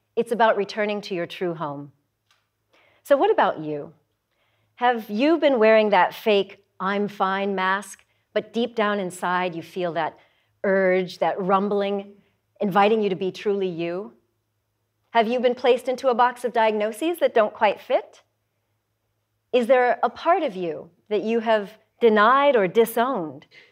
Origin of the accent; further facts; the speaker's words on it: Denver, Colorado, United States; also born or lived in Nevada; My mother then moved our family to Denver, Colorado